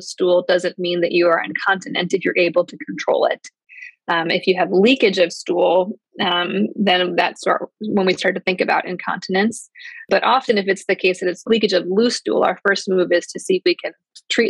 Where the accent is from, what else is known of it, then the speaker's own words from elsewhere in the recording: Chicagoland area, Illinois, United States; moved away as an adult; also born or lived in Ohio / Atlanta, Georgia / Wisconsin; now in Cleveland, United States; I'm mostly from the outside of the Chicagoland area.